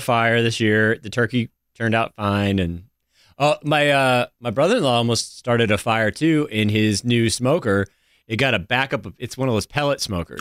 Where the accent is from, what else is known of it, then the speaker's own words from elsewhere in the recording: the South, United States; as a Southerner